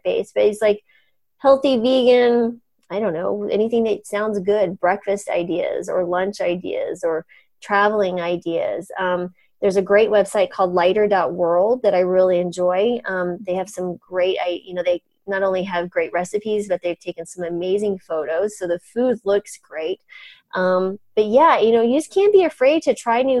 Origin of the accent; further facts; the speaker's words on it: New Mexico, United States; moved away; also born or lived in Colorado / Boca Raton, Florida; I grew up in New Mexico